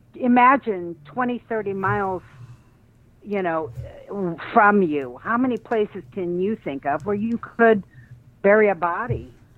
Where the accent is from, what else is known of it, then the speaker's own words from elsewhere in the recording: Ohio, United States; we're all from Ohio